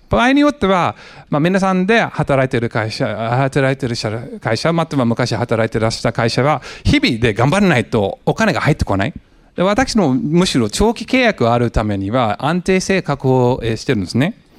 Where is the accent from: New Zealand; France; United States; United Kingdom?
United States; San Jose, California; Japanese is a second language; moved away as an adult; also born or lived in Los Angeles, United States; now in Japan; アメリカ人なんですけども、えー、ロスの生まれ、えー、育ちはもうサンフェンシスコ近辺の、えー、サノゼ